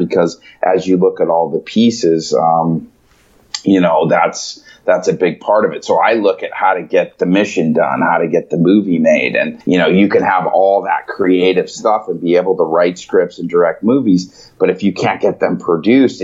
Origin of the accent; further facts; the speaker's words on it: Chicago, Illinois, United States; I was born in Chicago